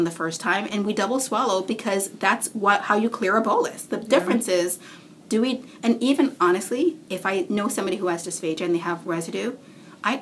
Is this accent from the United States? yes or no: no; Canada; I'm Canadian